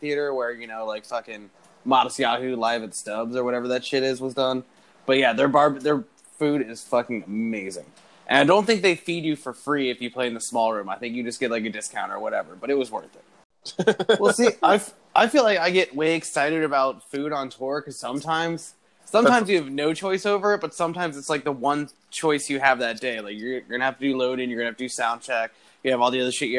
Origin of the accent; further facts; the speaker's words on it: Orlando, Florida, United States; I'm from Orlando